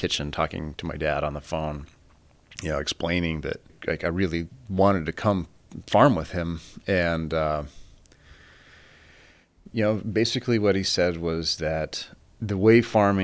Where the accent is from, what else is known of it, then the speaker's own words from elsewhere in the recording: Fort Morgan, Colorado, United States; now in Stanford, United States; I was raised in Fort Morgan, Colorado, on a very large family farm